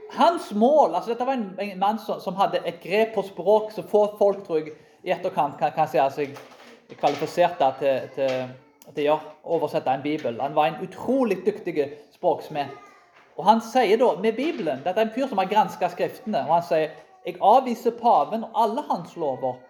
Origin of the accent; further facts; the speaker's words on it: Karmøy, Rogaland, Norway; Jeg vokste opp på Karmøy